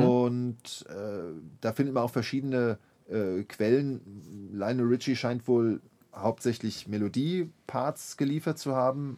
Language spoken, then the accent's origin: German; Mainz, Rhineland-Palatinate, Germany; dass ich als ähm, Mainzer Schüler eines, eines jungen Gymnasiums dann äh, ganz brav im Gottesdienst saß, im Hohen Dom zu Mainz